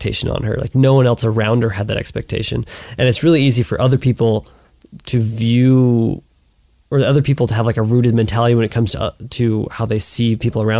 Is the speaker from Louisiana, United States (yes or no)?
yes; Louisiana, United States; moved away as an adult; now in Utah, United States; I'm from Louisiana